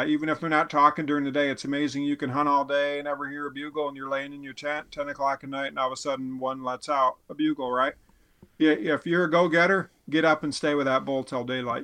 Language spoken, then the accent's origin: English; Midwest, United States; a Midwesterner or whatever, a guy who doesn't live with elk